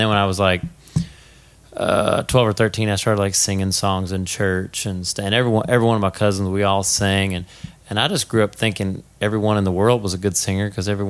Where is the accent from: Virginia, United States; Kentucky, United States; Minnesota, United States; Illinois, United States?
Kentucky, United States; Bowling Green; now in California, United States; Bowling Green, Kentucky.